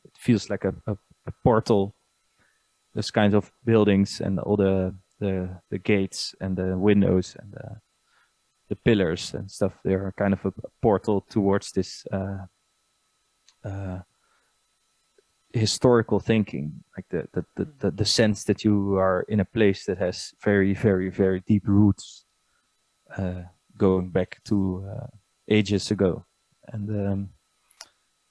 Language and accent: English; Nijmegen, Gelderland, Netherlands; I grew up in Nijmegen